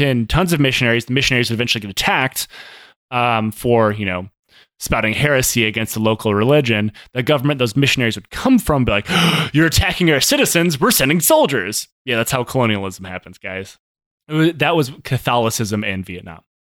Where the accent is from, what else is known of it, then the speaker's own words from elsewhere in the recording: United States; I'm American